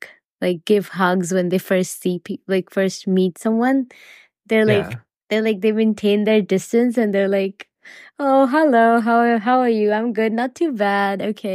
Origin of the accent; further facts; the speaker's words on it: Canada; And also, as a Canadian, people, and they're like, okay, even if it's freezing, they're like, oh, it's fine.